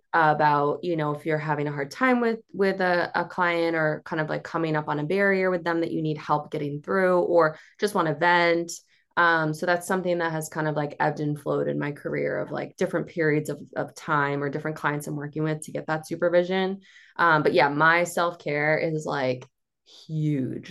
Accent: Cape Cod, Massachusetts, United States; I'm from the Cape

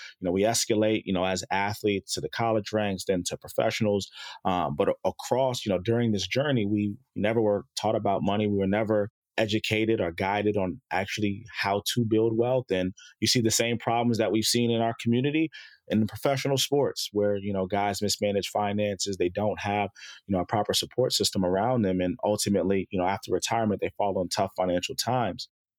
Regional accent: Chicago, Illinois, United States; born there; moved away; also born or lived in South Jersey, United States; I was born in Chicago, moved out to South Jersey.

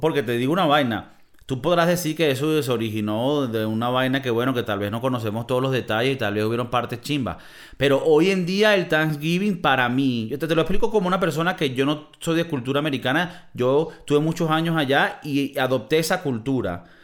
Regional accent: Venezuela; moved away; Creciendo como niño, las películas llegaban a Venezuela y se escuchaban solo en el español

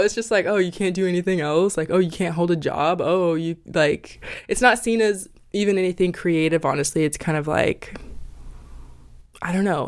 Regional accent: Idaho, United States; moved away as an adult; now in Los Angeles, United States; I'm an Idaho girl

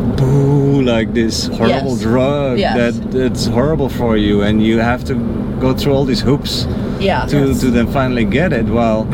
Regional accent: Netherlands; moved away; So I'm from the Netherlands.

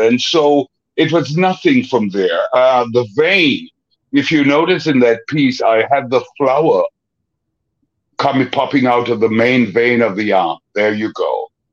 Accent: Kingston, Jamaica; I grew up in a very depressed area, mm. the ghetto, as they call it. I'm from Kingston, Jamaica

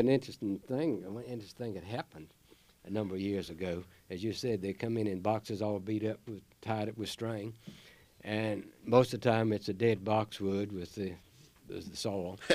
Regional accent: Chatham County, North Carolina, United States; that's my home county

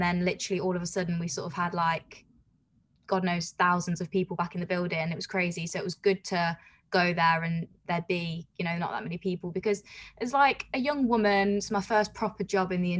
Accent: Coventry, West Midlands, United Kingdom; moved away as an adult; So I'm from Coventry, and I was commuting down to London

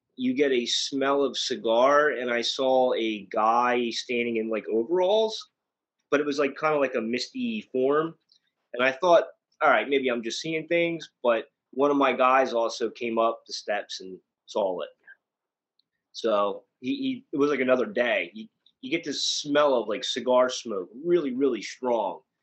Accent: Bechtelsville, Pennsylvania, United States; I grew up in Bechtelsville

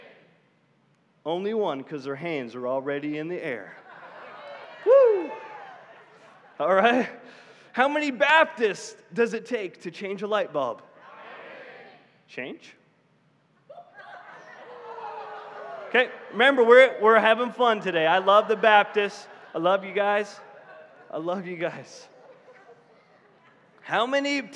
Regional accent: Canada; moved away; I'm from Canada

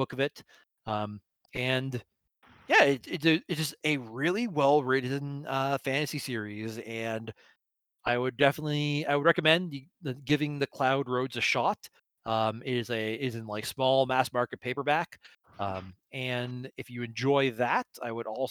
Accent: Canada; as a Canadian

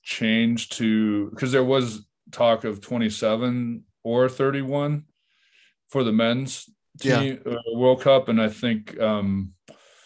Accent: United States; as an American

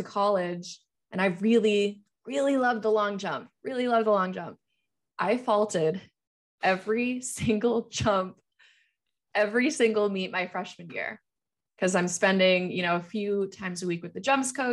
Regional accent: New Hampshire, United States; also born or lived in Florida; I was in Florida at the time. We moved from Florida to where my parents live now in New Hampshire.

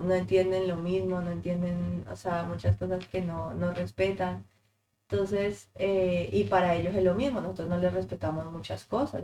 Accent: Colombia; moved away as an adult; now in United States; me encantaría volver a Colombia

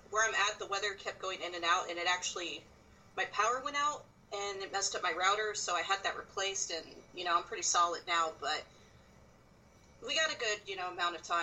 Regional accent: Texas, United States; born there; I was born in South Texas. I've traveled a lot. I've moved a lot.

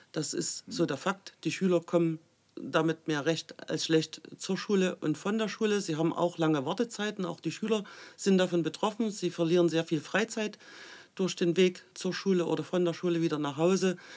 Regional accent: Saxony, Germany; Ich komme aus dem Landkreis Mittelsachsen. Wir sind ein sehr ländlich geprägter Raum. Ich selber wohne in Flöhr, Mittelzentrum.

